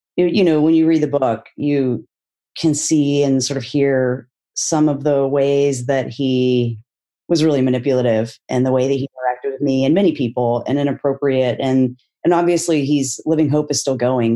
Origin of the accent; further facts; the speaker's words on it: Texas, United States; I grew up in Texas in a conservative evangelical family